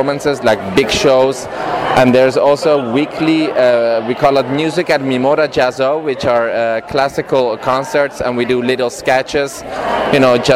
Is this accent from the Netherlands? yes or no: yes; Netherlands; moved away as an adult; now in Los Angeles, United States; I'm from Holland, actually. I moved to LA 3 years ago. I studied theater back in Holland